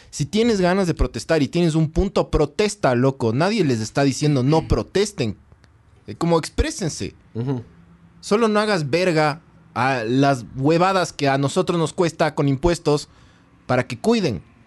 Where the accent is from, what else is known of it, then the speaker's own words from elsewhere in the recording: Quito, Pichincha, Ecuador; yo como quiteño